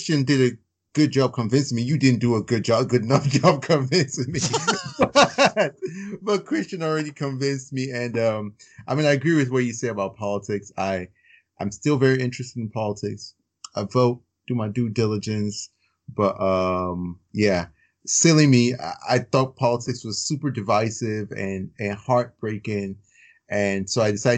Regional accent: Chicago, Indiana, Midwest, United States; also born or lived in Virginia; I grew up in the Midwest, Chicago, Indiana

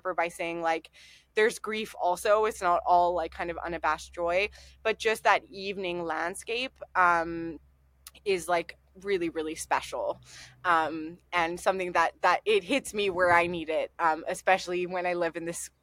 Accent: Montreal, Quebec, Canada; now in Durham, United Kingdom; where I grew up in Montreal, we lived in townhouses

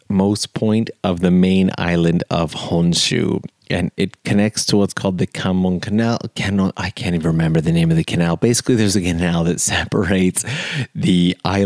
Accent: Canada; moved away as an adult; now in Japan; I'm from Canada

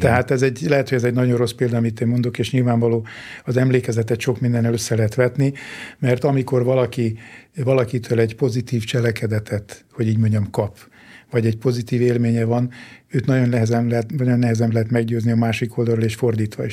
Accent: Hungary; Én egy vidéki kis faluba születtem, ott nőttem föl

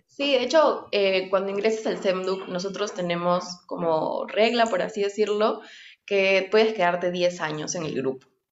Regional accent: Nazca, Ica, Peru; moved away; yo crecí, o sea, nací crecí en Nazca, en Ica

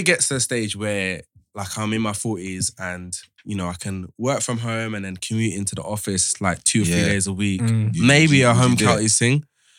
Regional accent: London, United Kingdom; also born or lived in Chingford, London; I grew up in Stratford and we moved a bit further out to Chingford, which is almost Essex, but it's still London.

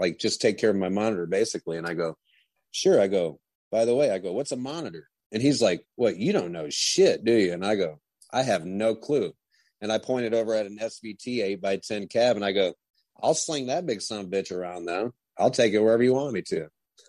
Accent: Huron, Ohio, United States; moved away as an adult; now in St. Petersburg, United States; I was born in Ohio in a small town called Huron. And now I'm living in St. Petersburg, Florida.

